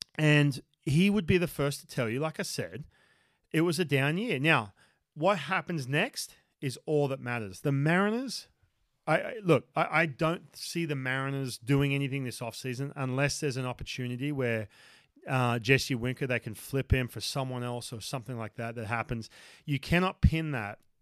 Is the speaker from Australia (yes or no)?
yes; Newcastle, New South Wales, Australia; moved away as an adult; this is my hometown, uh, u-, up in Newcastle